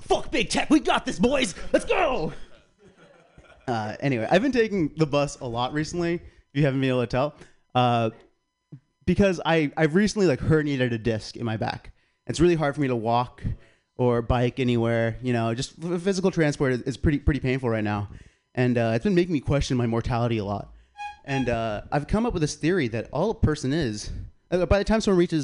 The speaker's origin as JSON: {"language": "English", "region": "South Carolina", "country": "United States", "moved": "yes", "said": "I'm from South Carolina"}